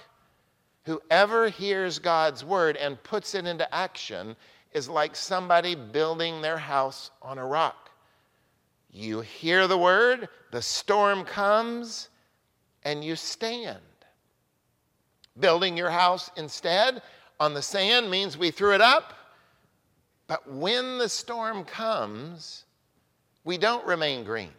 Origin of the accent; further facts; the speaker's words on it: Oklahoma, United States; now in Newburyport, United States; I grew up in Oklahoma